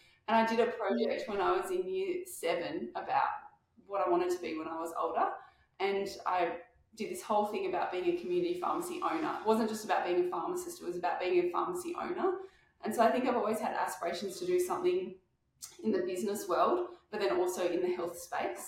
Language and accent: English; Canberra, Australian Capital Territory, Australia; moved away as an adult; now in Tasmania, Australia; I was born in Canberra